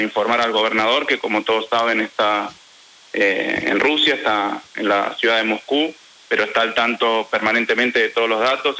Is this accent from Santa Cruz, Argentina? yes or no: no; Quilmes, Buenos Aires Province, Argentina; yo soy de Quilmes